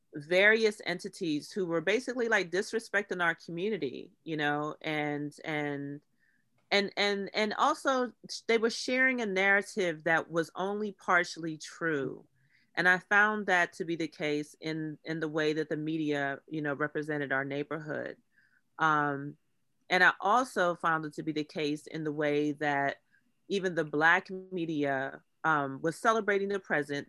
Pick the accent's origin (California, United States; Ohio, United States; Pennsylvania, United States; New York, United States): Pennsylvania, United States; Pittsburgh; born or raised there; moved away